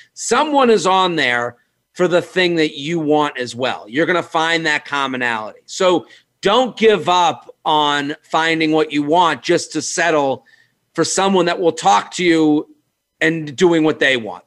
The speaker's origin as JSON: {"language": "English", "town": "Needham", "region": "Massachusetts", "country": "United States", "moved": "yes", "lives_now": "New York City, United States", "said": "I'm from Needham, and Needham's like a you know it's like a suburban town"}